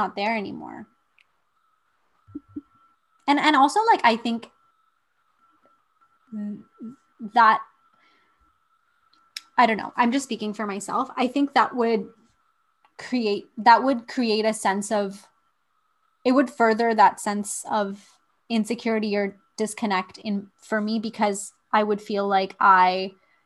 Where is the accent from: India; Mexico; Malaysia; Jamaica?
India; moved away; if I've left India, does that mean that I'm no longer in touch with what being Indian means?